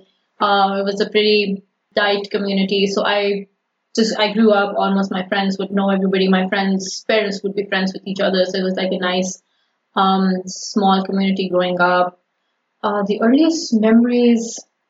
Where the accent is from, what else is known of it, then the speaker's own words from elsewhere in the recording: Sialkot, Punjab, Pakistan; first language Urdu; English is a second language; moved away as an adult; now in United States; Sialkot, my hometown, is an industrial city